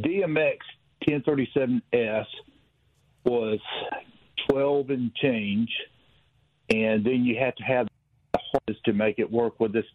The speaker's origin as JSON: {"language": "English", "region": "Southern", "country": "United States", "accent": "Southern", "said": "I sound too Southern"}